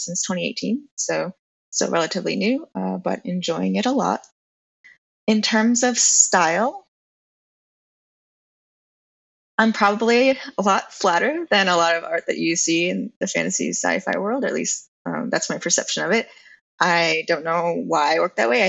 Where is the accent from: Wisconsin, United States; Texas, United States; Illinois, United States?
Illinois, United States; also born or lived in Rhode Island; now in California, United States; I grew up in Illinois